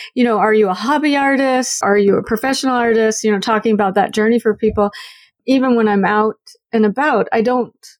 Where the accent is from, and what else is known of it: the South, United States; born or raised there; moved away as an adult; now in Canada